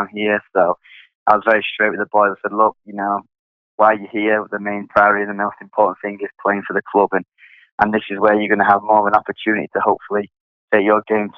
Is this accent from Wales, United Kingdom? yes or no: no; Sheffield, Yorkshire and the Humber, United Kingdom; moved away as an adult; also born or lived in Connecticut, United States; now in New Orleans, United States; I'm from England, Sheffield, which is in the north of England. I grew up playing there